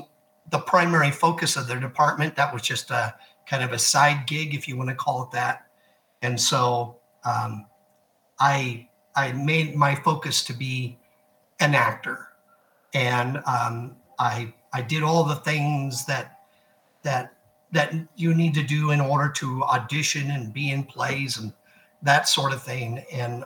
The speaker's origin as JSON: {"language": "English", "region": "Nebraska", "country": "United States", "tie": "born or raised there", "moved": "yes", "lives_now": "Texas, United States", "said": "growing up in Nebraska, of course, is a very rural area"}